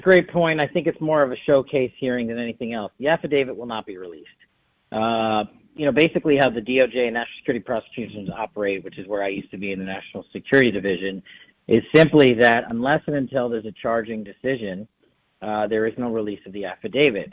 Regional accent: Nevada, United States; my home state of Nevada

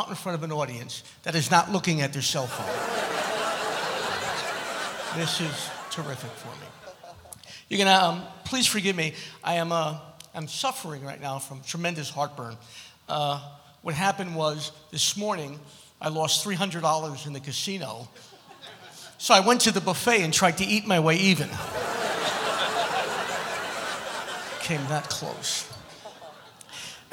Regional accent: New York City, New York, United States; I'm from Brooklyn

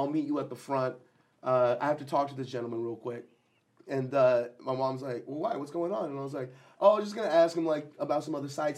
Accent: India; So what is it? Because I'm Indian? That's it?

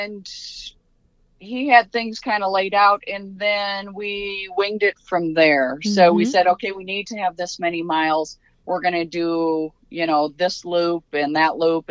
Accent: Waverly, Iowa, United States; I'm from Northeast Iowa, a small town called Waverly, Iowa

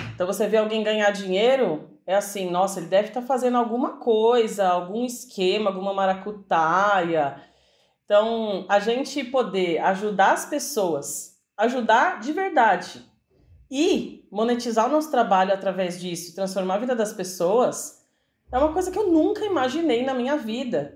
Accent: São Paulo, Brazil; A gente é de São Paulo

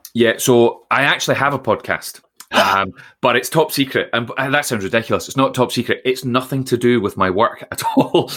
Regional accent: Troon, Scotland, United Kingdom; I grew up in Troon in Ayrshire

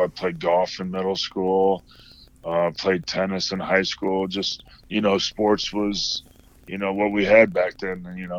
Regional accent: Kendallville, Indiana, United States; moved away as an adult; also born or lived in Fort Wayne, Indiana / Auburn, Indiana; now in Sacramento, United States; I was born in Fort Wayne, lived there until I was like four, then I think lived 1 year in Auburn, and then moved to Kendallville when I started first grade or kindergarten.

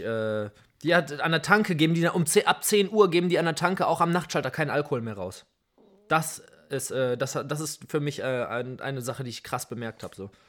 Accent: Essen, North Rhine-Westphalia, Germany; Also ich bin jetzt nun mal in Essen aufgewachsen

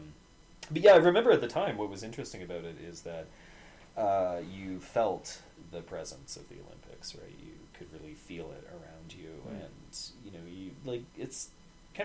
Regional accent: Vancouver, British Columbia, Canada; born or raised there

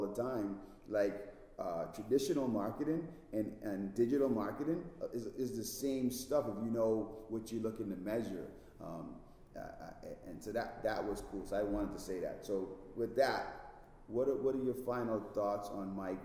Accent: Bahamas; now in United States; I'm originally from the Bahamas, so like my accent was super strong.

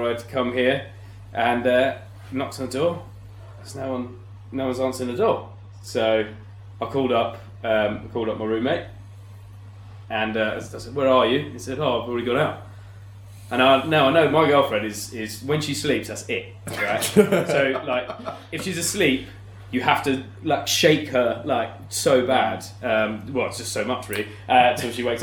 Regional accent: London, United Kingdom; I grew up in Zone 5, southeast London. Was in Petswood, Bromley area.

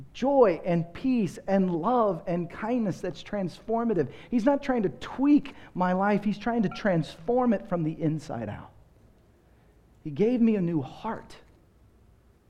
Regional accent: Texas, United States; moved away as an adult; also born or lived in Seattle / Los Angeles; now in Austin, United States; I grew up in Texas, and in my day, you went to church before you watched the Cowboys.

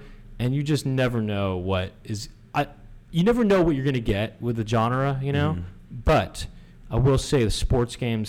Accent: Los Angeles, California, United States; growing up in Los Angeles

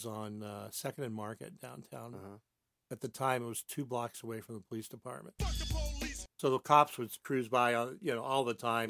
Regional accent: Barstow, California, United States; moved away as an adult; now in San Diego, United States; So, you know, when I was a kid, I grew up in Barstow.

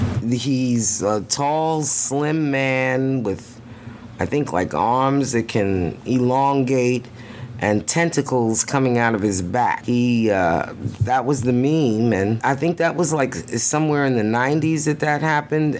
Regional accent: New York City, New York, United States; moved away; we are originally from Brooklyn, New York

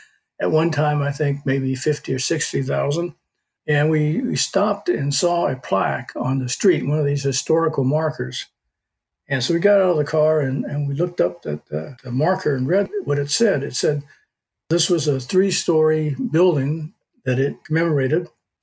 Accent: Jackson, Michigan, United States; That's the reason I was born in Jackson, which is where most people, when they ask me where I come from, I say Jackson, Michigan.

